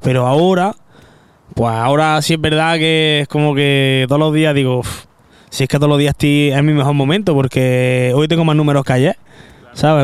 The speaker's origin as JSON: {"language": "Spanish", "town": "Granada", "region": "Andalusia", "country": "Spain", "said": "Yo que soy de Granada"}